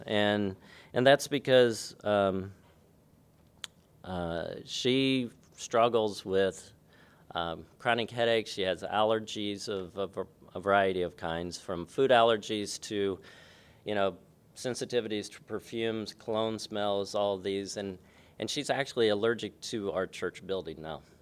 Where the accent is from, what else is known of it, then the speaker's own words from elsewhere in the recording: Kokomo, Indiana, United States; I was born in, um, Kokomo, Indiana